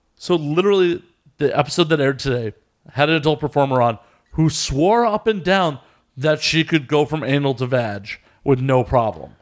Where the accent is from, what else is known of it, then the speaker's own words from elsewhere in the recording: Chicago, Illinois, United States; From Chicago.